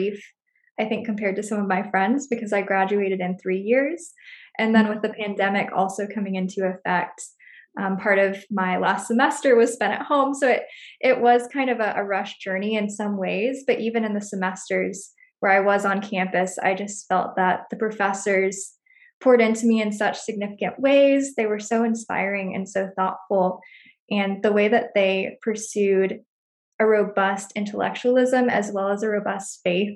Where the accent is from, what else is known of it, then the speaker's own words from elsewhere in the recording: Franklin, Tennessee, United States; moved away as an adult; also born or lived in Wheaton, Illinois; now in Edinburgh, United Kingdom; So I'm from Franklin, Tennessee, so the South